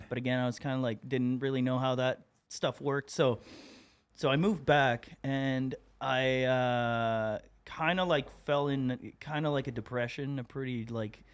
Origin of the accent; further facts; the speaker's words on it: Moncton, New Brunswick, Canada; moved away as an adult; also born or lived in Montreal; I'm from uh, Moncton, New Brunswick, like far east coast of Canada